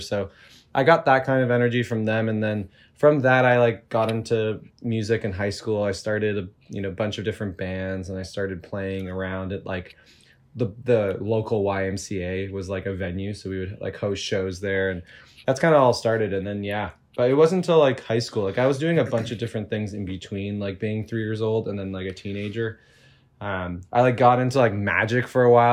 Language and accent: English; Toronto, Ontario, Canada; I grew up in Toronto, in the suburbs